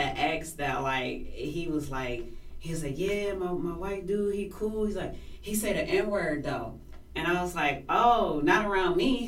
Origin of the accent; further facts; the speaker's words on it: California, United States; I am from California